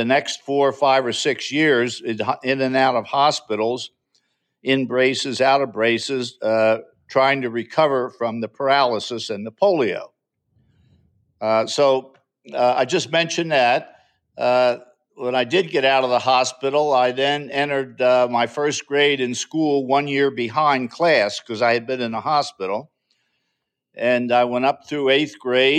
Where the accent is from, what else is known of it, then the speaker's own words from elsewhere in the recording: Drexel Hill, Pennsylvania, United States; moved away as an adult; also born or lived in Lansdowne, Pennsylvania; I was born in Drexel Hill, Pennsylvania, which is a small borough right outside of West Philadelphia. And I grew up there all my life.